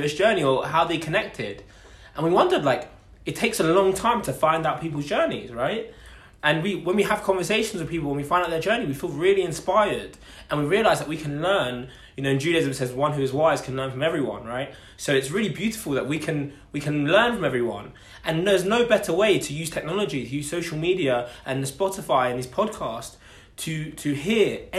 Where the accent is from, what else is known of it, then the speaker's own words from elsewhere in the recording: Essex, East of England, United Kingdom; I'm an Essex boy. I like to say London because everyone knows it, but I'm actually from Essex.